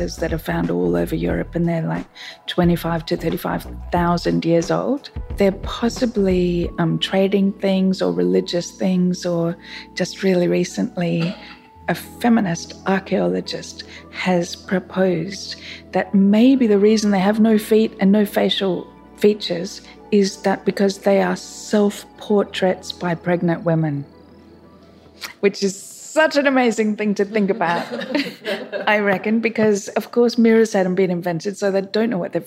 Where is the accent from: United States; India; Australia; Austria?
Australia; Melbourne, Victoria; moved away as an adult; now in Sydney, Australia; I'm from Melbourne, actually, but I've lived in Sydney for 20 years